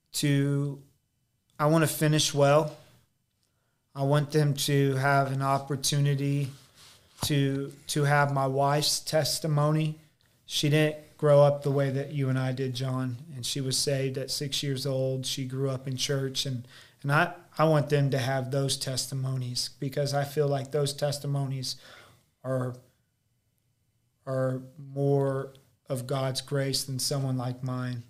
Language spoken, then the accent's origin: English; United States; also born or lived in Springfield, Missouri; me being American